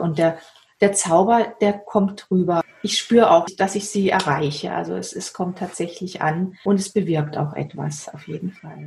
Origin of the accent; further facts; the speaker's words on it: Waldshut, Baden-Württemberg, Germany; now in Herbolzheim, Germany; ich in Waldshut geboren bin und ich denke, die frühe Kindheit dort, also aufgewachsen im Schmitzinger Tal